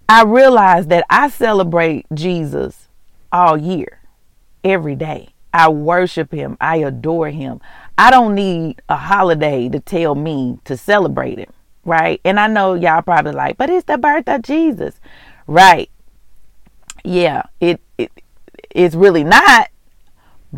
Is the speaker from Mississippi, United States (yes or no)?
yes; Mississippi, United States; moved away as an adult; also born or lived in Houston, Texas; I'm from Mississippi, but I was living in Houston for about 17 years. I moved back